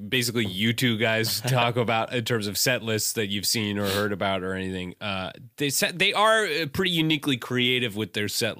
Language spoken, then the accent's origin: English; Pacific Northwest, United States; I'm from the Pacific Northwest.